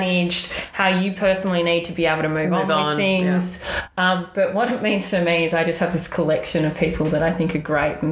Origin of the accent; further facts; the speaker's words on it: Melbourne, Victoria, Australia; moved away as an adult; now in New York, United States; I'm obviously from Melbourne, Australia